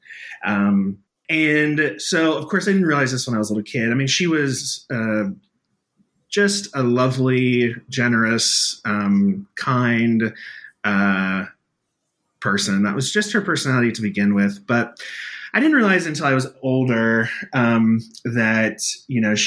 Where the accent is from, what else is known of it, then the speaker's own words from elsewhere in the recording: Missouri, United States; I grew up in Missouri on a pig farm